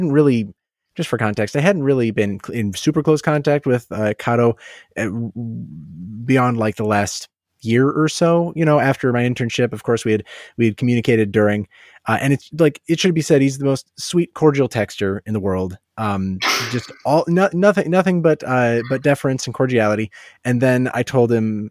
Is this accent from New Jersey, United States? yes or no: no; Ohio, United States; I was born in Ohio and I know quite a few Ohio hillbillies.